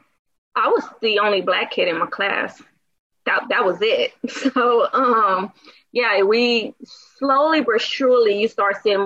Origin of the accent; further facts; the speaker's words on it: DeSoto, Texas, United States; I grew up in DeSoto, which is the suburbs right outside of Dallas. Was there pretty much my whole life from like the age of maybe 5 or 6 until I went off to college